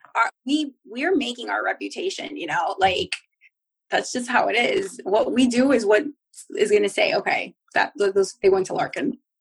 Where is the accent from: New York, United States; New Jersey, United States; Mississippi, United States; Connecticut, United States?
New Jersey, United States; now in South Florida, United States; I'm originally from Jersey